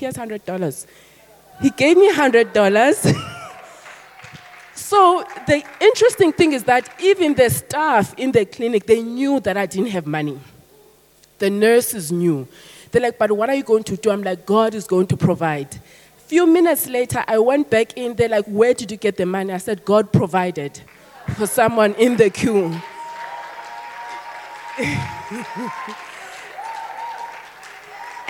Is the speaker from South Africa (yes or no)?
yes; South Africa; I'm South African